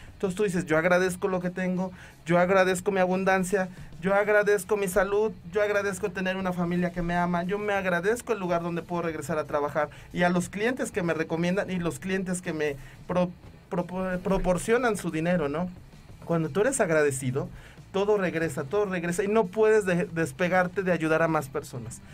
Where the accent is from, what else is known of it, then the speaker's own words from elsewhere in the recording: Mexico; nosotros como mexicanos